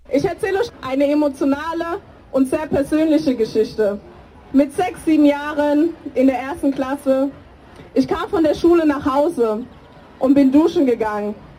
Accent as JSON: {"language": "German", "country": "Germany", "tie": "born or raised there", "said": "Ich bin 24 Jahre alt, geboren und aufgewachsen in Deutschland"}